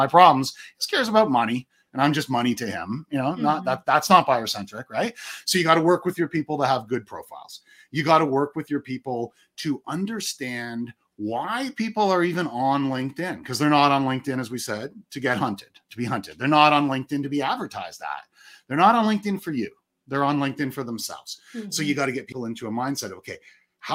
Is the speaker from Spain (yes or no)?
no; Canada; I am Canadian